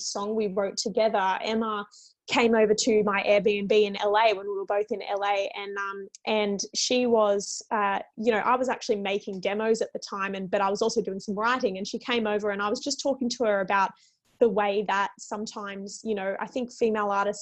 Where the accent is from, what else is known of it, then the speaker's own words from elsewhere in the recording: Australia; both being Australian